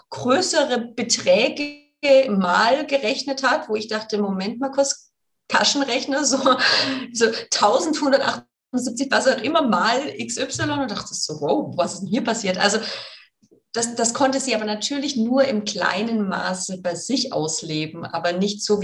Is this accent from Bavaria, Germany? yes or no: no; Baden-Württemberg, Germany; born there; accent: Swabian; ich bin übrigens gebürtige Schwäbin, das heißt, ich muss das jetzt Schwäbisch schwätzen.